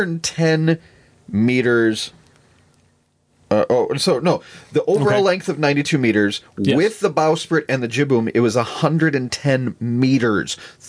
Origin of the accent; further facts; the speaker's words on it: South Dakota, United States; Growing up in South Dakota